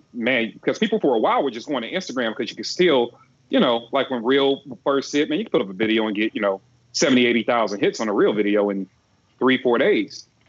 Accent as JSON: {"language": "English", "region": "Midwest", "country": "United States", "moved": "yes", "lives_now": "Georgia, United States", "said": "I'm from the Midwest. I'm used to the cold"}